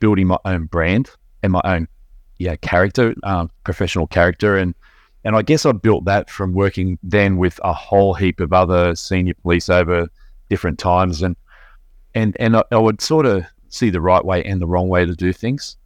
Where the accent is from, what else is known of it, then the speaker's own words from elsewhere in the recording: Belmont, Lake Macquarie, New South Wales, Australia; I grew up in Ballantyne, which is around the corner from where I live now in Lake Macquarie.